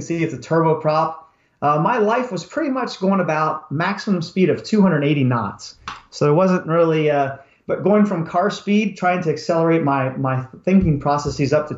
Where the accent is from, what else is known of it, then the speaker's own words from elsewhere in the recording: Pennsylvania, United States; moved away as an adult; also born or lived in Maryland / Texas / California; I grew up in Pennsylvania